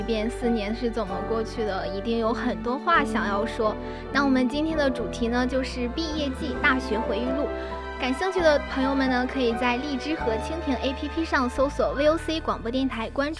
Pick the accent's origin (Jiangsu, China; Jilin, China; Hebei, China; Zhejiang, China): Hebei, China; moved away as an adult; now in Sichuan, China; 没错，我在河北。